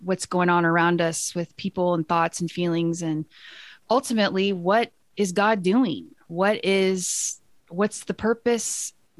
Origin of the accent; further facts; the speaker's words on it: Texas, United States; Rachel grew up at the exact place I grew up in Texas